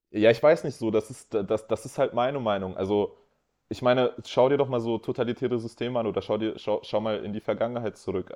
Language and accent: German; Hanover, Lower Saxony, Germany; wir kommen halt aus Hannover